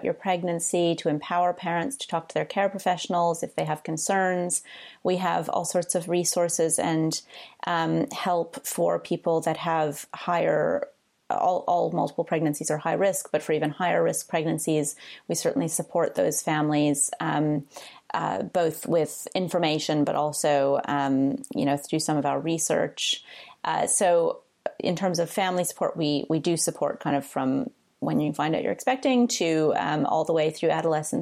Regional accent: United States; moved away as an adult; also born or lived in New York / Liberia; now in United Kingdom; I'm American and I practiced in New York

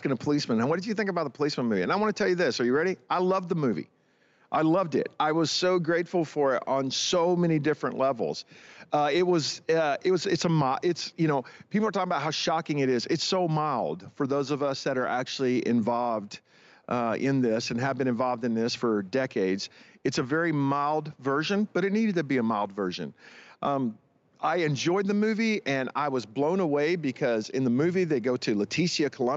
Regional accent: United States; As an American and as a church leader

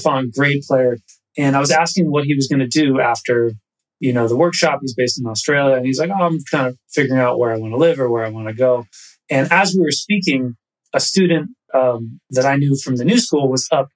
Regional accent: New York City, New York, United States; also born or lived in Katonah, New York; I was born in New York City and lived in the city till I was, you know, I went to middle school in a town just about an hour north of here called Katona

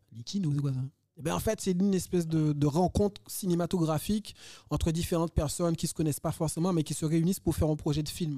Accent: Guadeloupe; moved away as an adult; also born or lived in Montpellier / Pierrefitte-sur-Seine; Je suis né en Guadeloupe

